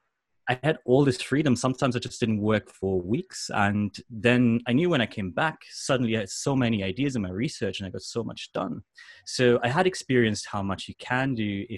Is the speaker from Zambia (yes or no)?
no; Germany; moved away as an adult; also born or lived in London, United Kingdom; now in Japan; I grew up in Germany in a tiny village